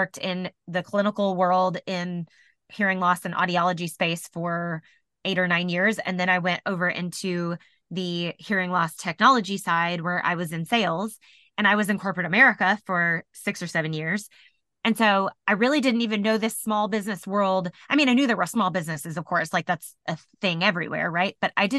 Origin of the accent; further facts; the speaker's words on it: Indianapolis, Indiana, United States; And I said, oh, I'm from Indianapolis. That's where, you know, that's where we just moved here from.